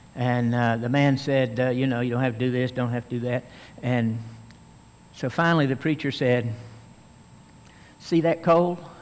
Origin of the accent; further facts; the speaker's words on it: Tennessee, United States; I could be called a Tennessean because I'm from Tennessee